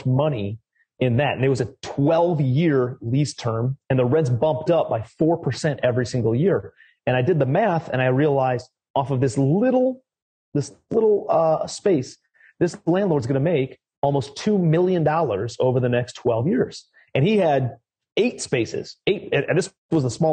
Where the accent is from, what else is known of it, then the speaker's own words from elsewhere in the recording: Cleveland, Ohio, United States; I'm from Ohio, Cleveland, Ohio, originally. I don't know if you guys know LeBron James and, you know, the Cleveland Cavaliers. So that's where I'm originally from. Grew up in a very blue collar family